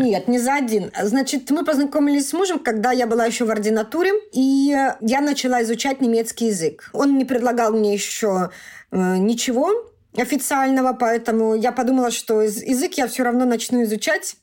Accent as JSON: {"language": "Russian", "country": "Russia", "also_born_or_lived": "Mannheim, Germany", "moved": "as an adult", "lives_now": "Germany", "said": "я из России"}